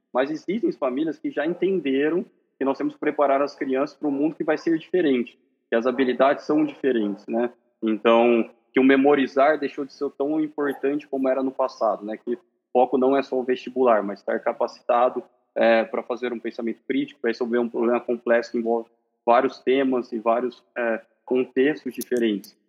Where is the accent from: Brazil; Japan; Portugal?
Brazil; Marília, São Paulo; sou de Marília, São Paulo